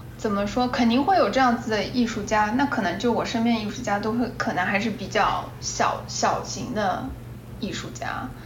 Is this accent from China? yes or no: yes; China; moved away; also born or lived in United States; 我在中国的环境里面长大